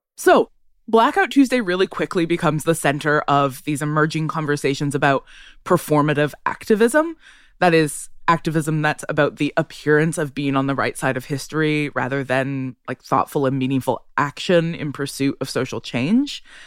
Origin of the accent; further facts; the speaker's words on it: Ottawa, Ontario, Canada; I grew up in Ottawa